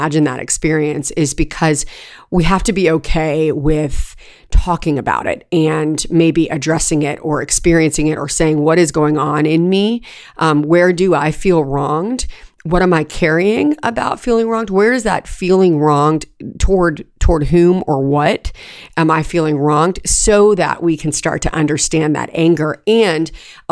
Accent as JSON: {"language": "English", "region": "California", "country": "United States", "tie": "born or raised there", "moved": "yes", "said": "We had a septic tank when I was growing up in California"}